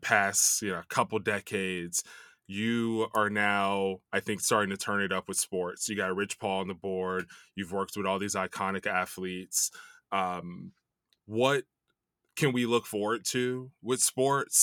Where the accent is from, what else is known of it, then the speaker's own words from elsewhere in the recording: Chicago, Illinois, United States; now in Los Angeles, United States; I grew up in Chicago